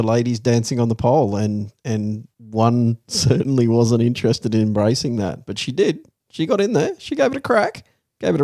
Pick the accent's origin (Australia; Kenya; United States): Australia; now in Netherlands; As an Australian